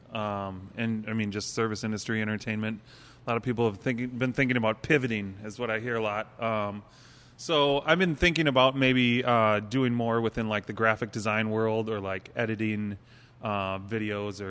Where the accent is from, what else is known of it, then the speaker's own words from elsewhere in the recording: Minneapolis, Minnesota, United States; I grew up in Uptown, 33rd and Girard